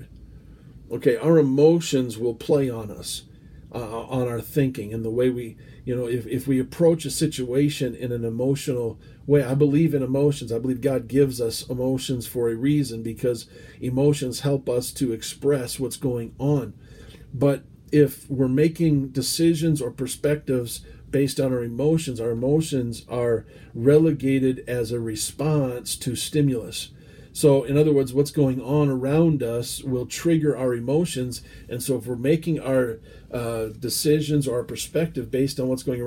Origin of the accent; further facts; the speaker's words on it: United States; As an American